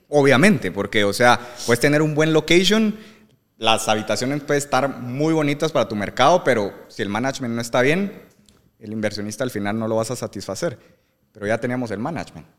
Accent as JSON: {"language": "Spanish", "country": "Guatemala", "said": "soy Chapín"}